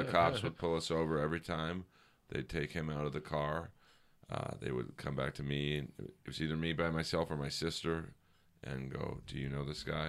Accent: Los Angeles, California, United States; I grew up in Bel Air.

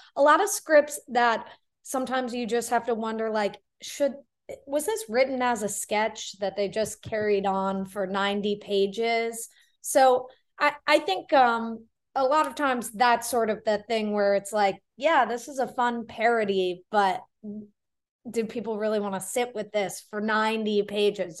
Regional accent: Florida, United States; moved away as an adult; also born or lived in New Zealand / New York; I grew up in Florida

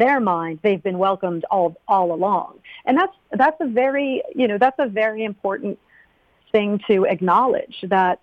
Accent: Connecticut, United States; also born or lived in Vermont; I'm from New England. I'm from Connecticut

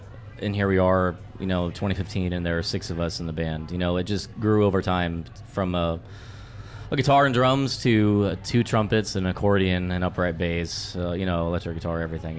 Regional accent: Boerne, Texas, United States; I'm from Bernie, which is outside of San Antonio.

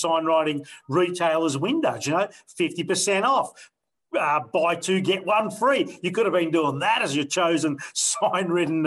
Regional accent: Victoria, Australia; we're all from Victoria in this room

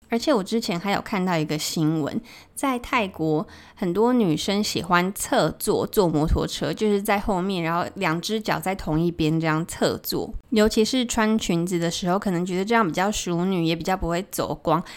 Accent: Keelung, Taiwan; moved away as an adult; now in Bangkok, Thailand; 我小时候是住在基隆和平岛，跟我的阿嬷一起住

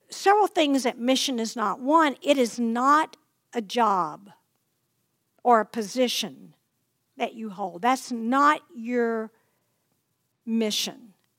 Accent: Plain Dealing, Louisiana, United States; in Lake Plain Dealing, which is my hometown

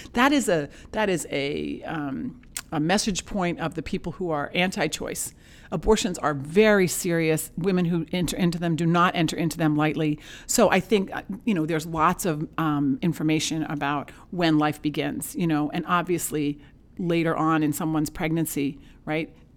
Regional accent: Penobscot Bay, Maine, United States; I come from Penobscot Bay. My grandparent, my grandfather was a lobsterman out there

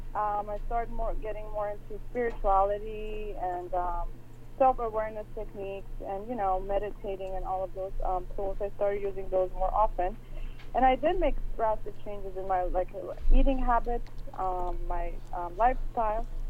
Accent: Iran; moved away as an adult; I grew up in Iran, and I moved here a few years back.

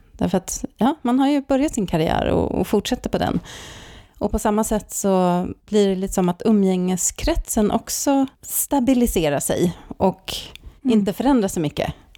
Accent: Stockholm, Stockholm County, Sweden; moved away as an adult; also born or lived in Norrköping; now in Särna, Sweden; jag är också uppvuxen i Stockholm

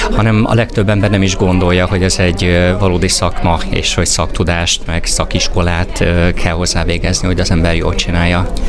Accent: Hungary; mi magyarok

